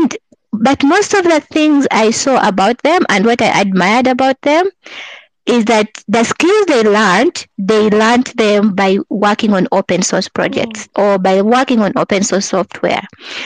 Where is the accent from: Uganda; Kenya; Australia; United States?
Uganda; moved away as an adult; now in Canada; I'm from Uganda, so that's where I was living at the time.